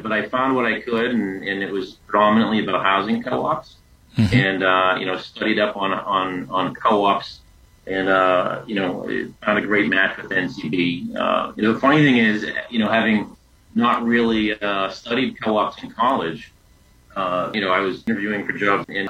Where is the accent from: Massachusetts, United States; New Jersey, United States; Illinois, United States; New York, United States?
Massachusetts, United States; Lynn; I grew up in Lynn, Massachusetts, a suburb north of Boston